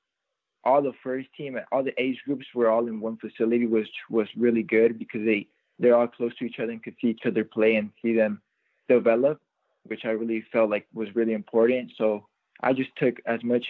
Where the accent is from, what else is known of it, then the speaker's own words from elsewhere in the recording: Orange County, California, United States; playing in my hometown, it feels really good just having all these family members around